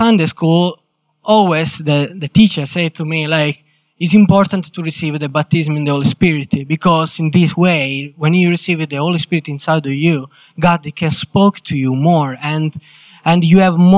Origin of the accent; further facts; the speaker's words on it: Sicily, Italy; English is a second language; moved away as an adult; now in England; I'm from Italy, specifically Sicily.